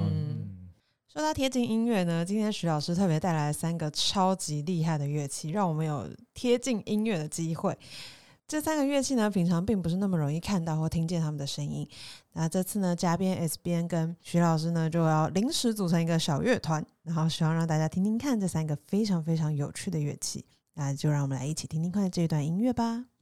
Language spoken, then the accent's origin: Chinese; Taipei, Taiwan; 身为台北人